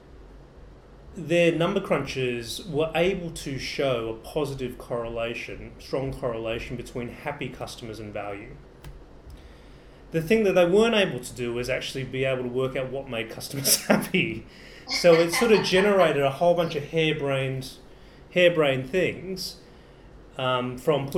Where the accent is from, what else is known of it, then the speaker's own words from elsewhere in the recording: Australia; As an Australian